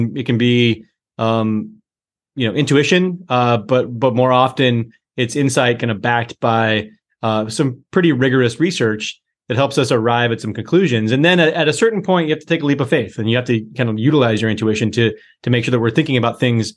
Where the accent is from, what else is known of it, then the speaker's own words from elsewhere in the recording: just outside of Boulder, Colorado, United States; I grew up in Colorado, just outside of Boulder, Colorado